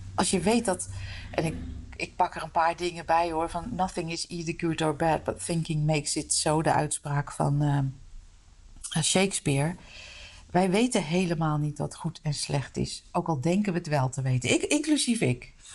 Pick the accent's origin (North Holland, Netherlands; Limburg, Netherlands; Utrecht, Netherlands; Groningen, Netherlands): Utrecht, Netherlands; also born or lived in De Meern; ik ben geboren en getogen in Utrecht